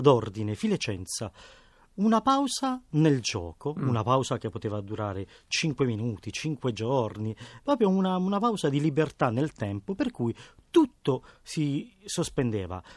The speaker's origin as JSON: {"language": "Italian", "town": "Bari", "region": "Apulia", "country": "Italy", "tie": "born or raised there", "said": "Io sono cresciuto giocando a Bari per strada"}